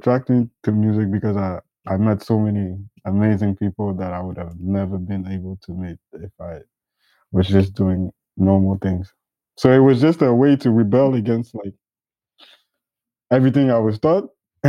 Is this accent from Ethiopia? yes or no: yes; Ethiopia; I grew up mostly in Ethiopia.